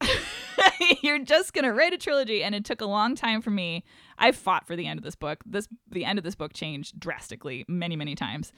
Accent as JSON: {"language": "English", "town": "Syracuse", "region": "New York", "country": "United States", "tie": "born or raised there", "moved": "yes", "said": "I'm from Syracuse originally"}